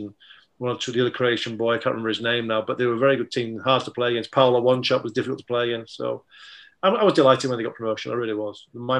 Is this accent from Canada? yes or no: no; Germany; So I was a Liverpool fan, growing up in Germany in the 70s and watching Match of the Day when I came home for Christmas